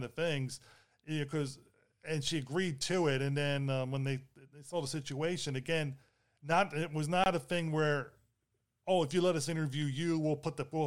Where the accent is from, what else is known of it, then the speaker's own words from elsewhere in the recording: Baltimore, Maryland, United States; I grew up in Baltimore City